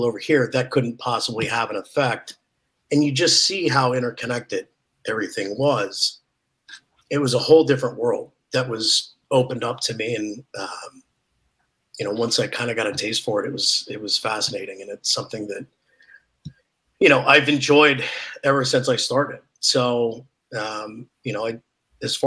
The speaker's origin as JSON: {"language": "English", "region": "Oregon", "country": "United States", "tie": "born or raised there", "moved": "yes", "said": "I grew up in Oregon"}